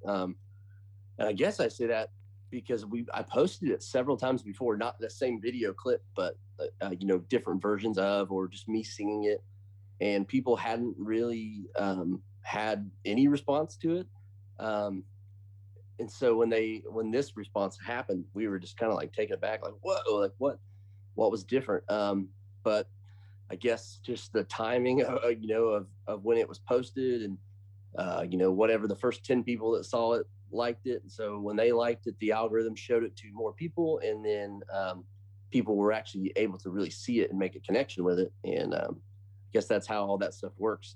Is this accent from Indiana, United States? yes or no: yes; Bloomington, Indiana, United States; I am from Indiana. So a town called Bloomington, born and raised